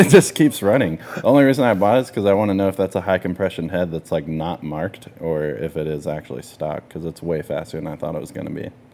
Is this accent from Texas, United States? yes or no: yes; Texas, United States; we're from Texas